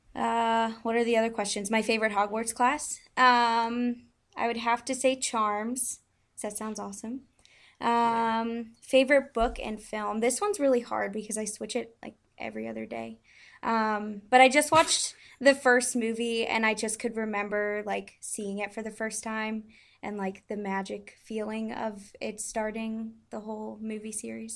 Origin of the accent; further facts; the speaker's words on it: Pennsylvania, United States; I'm from Pennsylvania like you